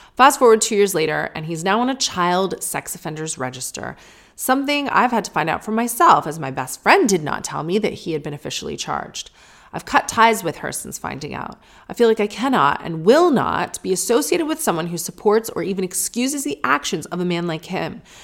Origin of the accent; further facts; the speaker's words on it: St. Catharines, Ontario, Canada; right near where we grew up in Saint Catharines, Ontario